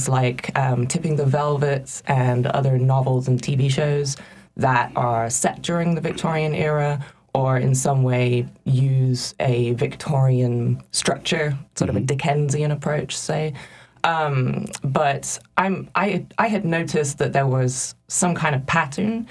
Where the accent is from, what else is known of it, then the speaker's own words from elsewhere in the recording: England, United Kingdom; moved away as an adult; I grew up in England